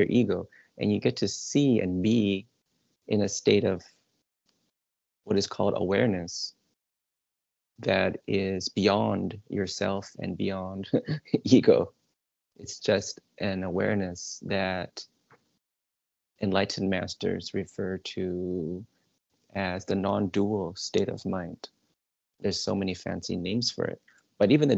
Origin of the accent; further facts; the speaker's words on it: Southern California, United States; also born or lived in Manhattan, New York; I was born in Manhattan, but I never lived in New York. I was maybe like 1 or 2 years old until my parents moved to California. So my whole life has been a Southern California boy